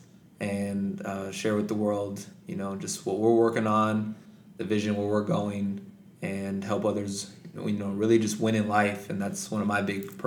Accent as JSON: {"language": "English", "town": "Palmdale", "region": "California", "country": "United States", "tie": "born or raised there", "also_born_or_lived": "Santa Barbara, California", "said": "I was born and raised in Palmdale, California"}